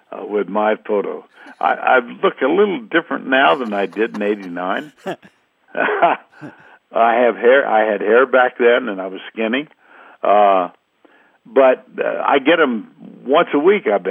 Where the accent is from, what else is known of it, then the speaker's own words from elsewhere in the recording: Austin, Texas, United States; moved away as an adult; also born or lived in Dallas, Texas; now in Steamboat Springs, United States; I grew up in Austin, Texas